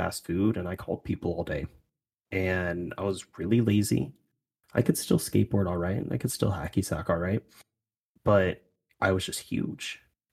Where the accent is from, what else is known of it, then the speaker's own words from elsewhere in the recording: United States; being an American